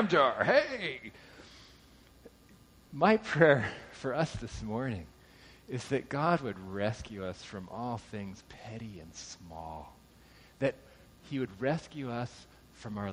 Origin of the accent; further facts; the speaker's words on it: Southern California, United States; I grew up in Southern California